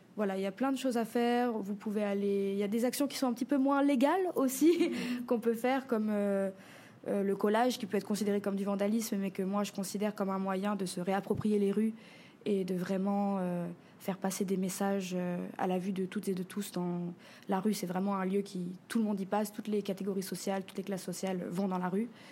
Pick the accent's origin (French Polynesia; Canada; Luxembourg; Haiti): French Polynesia; Papara; also born or lived in Paris region, France; j'ai grandi ici en Polynésie sur la côte ouest à Papara